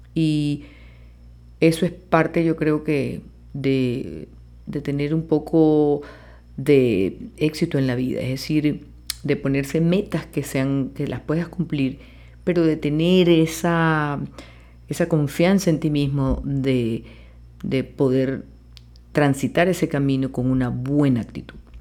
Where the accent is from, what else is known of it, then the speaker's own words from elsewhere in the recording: Maracaibo, Zulia, Venezuela; now in Caracas, Venezuela; nací en Maracaibo, Estado Zulia, y pues desarrollé mi profesión desde un principio aquí en Caracas, Venezuela. Amo este país con mucha pasión y amo el gentilicio de mi tierra maracucha